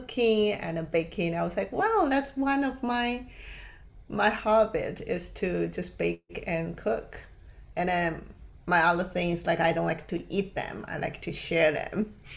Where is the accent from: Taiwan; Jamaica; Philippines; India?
Taiwan; English is a second language; moved away as an adult; now in United States; I was born and raised in Taiwan